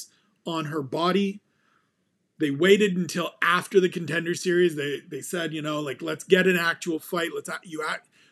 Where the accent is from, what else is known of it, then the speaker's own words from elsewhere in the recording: Ontario, Canada; I was born in the same region that Jazz DeVicious calls home